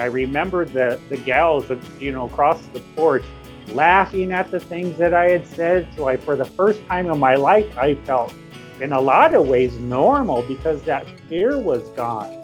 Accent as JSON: {"language": "English", "region": "Yankton Sioux tribe of South Dakota", "country": "United States", "moved": "yes", "lives_now": "Sioux City, United States", "said": "I come from the Hankwan Oyate, the Yankton Sioux tribe of South Dakota"}